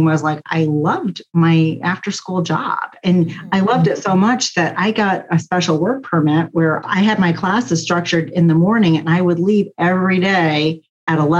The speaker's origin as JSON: {"language": "English", "region": "New York", "country": "United States", "tie": "born or raised there", "said": "I grew up in New York State"}